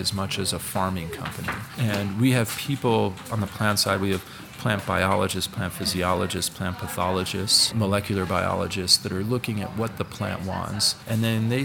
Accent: New York City, New York, United States; I'm a kid from New York City

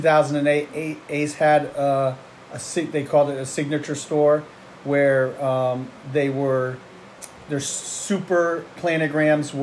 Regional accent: Clinton, Connecticut, United States; also born or lived in Myrtle Beach, South Carolina; I wanted to come back to my hometown and open up a hardware store

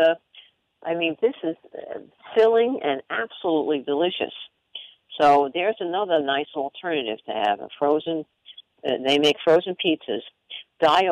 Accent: Long Island, New York, United States; I'm Italian, and I grew up on Long Island

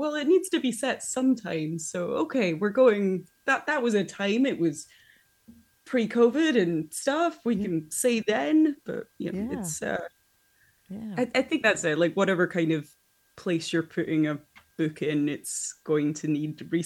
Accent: Scotland, United Kingdom; I am from Scotland

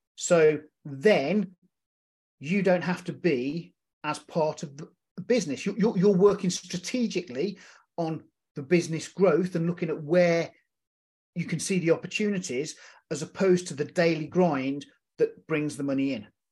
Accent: United Kingdom; being a British vet, uh, a military veteran

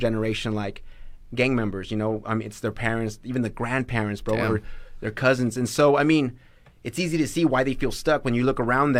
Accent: Canyon County, Idaho, United States; born or raised there; also born or lived in Grangeville, Idaho

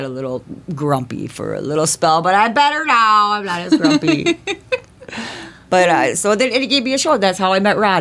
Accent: Circle Pines, Minnesota, United States; I grew up in Circle Pines, Minnesota, which is like pretty small townish

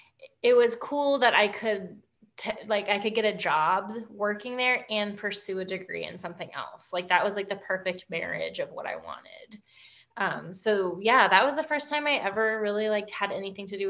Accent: North Carolina, United States; I grew up in North Carolina in sort of like a working class family

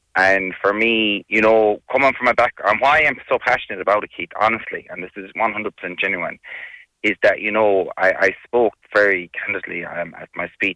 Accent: Galway, Connacht, Ireland; we're from Westside, and to receive such recognition from your Galway City, your place of birth.

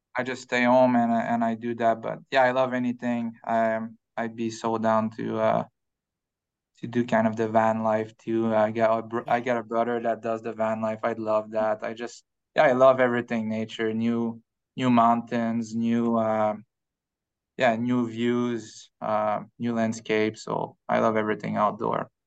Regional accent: Quebec, Canada; moved away; back home, uh, we live in the mountain, uh, in Quebec. So my hometown is a, is, um, smaller hometown, like ten thousand people

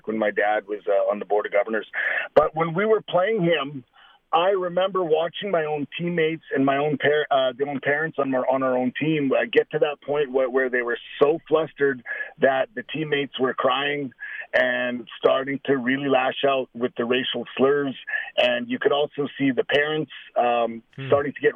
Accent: Saskatoon, Saskatchewan, Canada; one of my good friends from elementary school growing up in Saskatoon

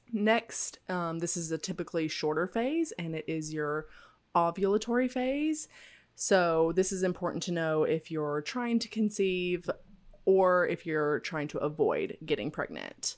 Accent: Tennessee, United States; I grew up in the South, in Tennessee

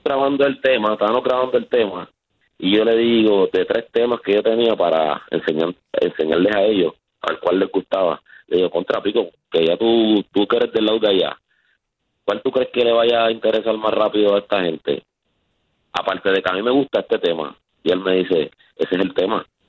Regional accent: Canóvanas, Puerto Rico; Nosotros somos de Canóvana

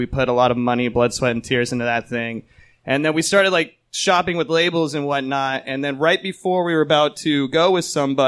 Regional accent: San Jose, California, United States; also born or lived in San Francisco, California; my hometown of San Jose, California

